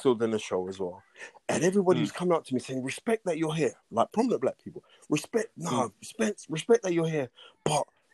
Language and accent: English; United Kingdom; I'm actually British